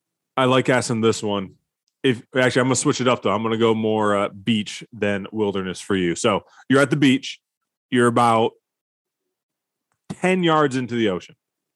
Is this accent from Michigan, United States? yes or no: yes; Michigan, United States; moved away; See, I'm from Michigan, so I love lakes. And now that I don't live in Michigan anymore